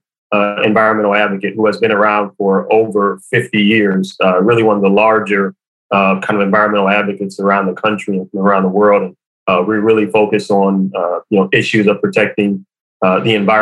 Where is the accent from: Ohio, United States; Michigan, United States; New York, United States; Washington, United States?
Michigan, United States; Detroit; from Detroit, right? Born and raised on the playground is where I spent most of my days